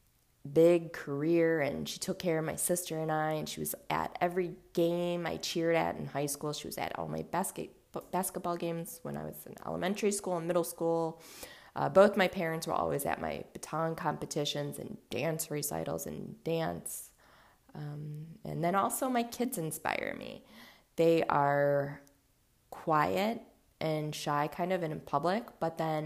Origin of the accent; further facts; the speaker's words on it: Cleveland, Ohio, United States; also born or lived in Los Angeles, California / Louisville, Kentucky / Mobile, Alabama; I grew up in a suburb of Cleveland, and then I went to college in Ohio, and then I moved back to LA for a bit, and then back to Ohio. So for the most part, Ohio. I grew up in Ohio